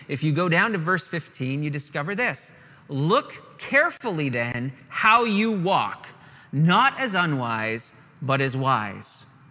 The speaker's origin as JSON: {"language": "English", "country": "Canada", "said": "we're sheltered Canadian boys among the hillbillies of Virginia"}